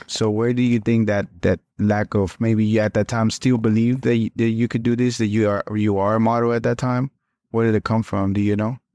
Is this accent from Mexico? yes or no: yes; Mexico; moved away; I'm Mexicano también, so I was born in Mexico and little pueblito too